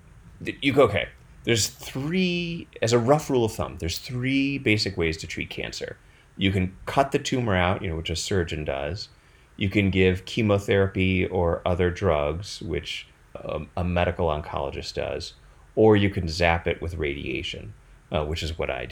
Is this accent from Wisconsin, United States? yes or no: yes; Madison, Wisconsin, United States; I grew up in Madison.